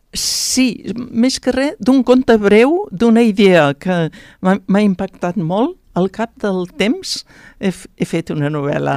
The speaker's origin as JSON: {"language": "Catalan", "area": "Pallars", "region": "Catalonia", "country": "Spain", "tie": "born or raised there", "also_born_or_lived": "Tremp", "moved": "yes", "lives_now": "Barcelona, Spain", "said": "jo mateixa, que sóc del Pallars"}